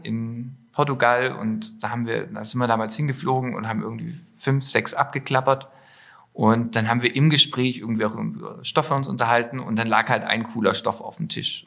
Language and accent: German; Stuttgart, Baden-Württemberg, Germany; moved away as an adult; now in Allgäu, Germany; Ich habe ja nur Allgäuer Wurzeln. Ja. Ähm, bin aber in der Großstadt aufgewachsen. Nein, ja, so groß ist nicht. In, äh, in Stuttgart